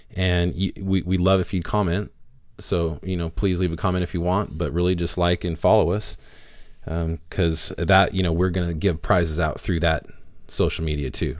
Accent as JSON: {"language": "English", "area": "Rogue Valley", "region": "Oregon", "country": "United States", "said": "we're from the Rogue Valley"}